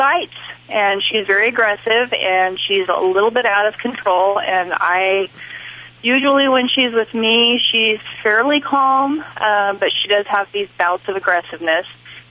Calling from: Idaho, United States

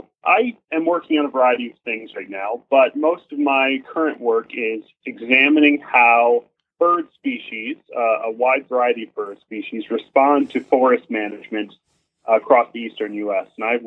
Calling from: State College, Pennsylvania, United States; I'm calling in from Central Pennsylvania, in particular State College, which is in the aptly named Center County, Pennsylvania.

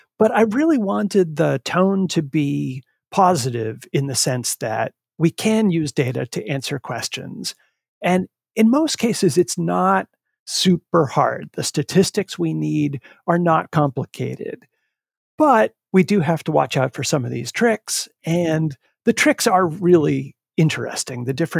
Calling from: Needham, Massachusetts, United States; I am in Needham, just outside of Boston.

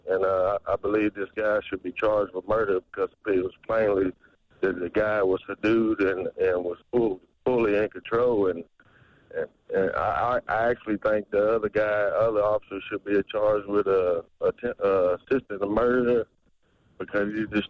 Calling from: Dyersburg, Tennessee, United States; I'm calling from Dyersburg, Tennessee.

